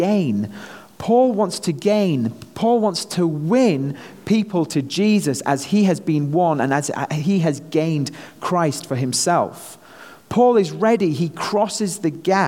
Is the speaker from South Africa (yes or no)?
no; North West England, United Kingdom; moved away as an adult; now in United States; me being a Brit here in the US. You know, back home, I'm just another Brit, but here, having this accent seems to serve me pretty well